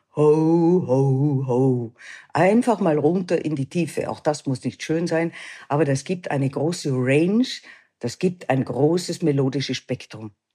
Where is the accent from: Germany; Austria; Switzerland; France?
Austria; bei uns in Österreich